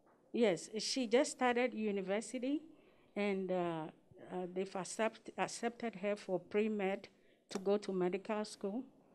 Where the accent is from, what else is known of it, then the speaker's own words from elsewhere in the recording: Chicago, Illinois, United States; I'm from Chicago.